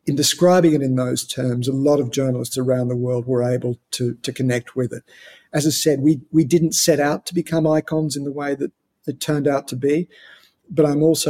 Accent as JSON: {"language": "English", "country": "Australia", "said": "as an Australian"}